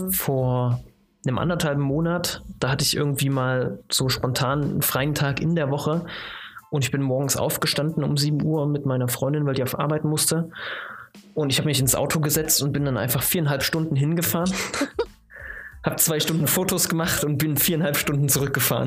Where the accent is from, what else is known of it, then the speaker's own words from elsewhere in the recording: Chemnitz, Saxony, Germany; Ich komme ja aus, aus der Ecke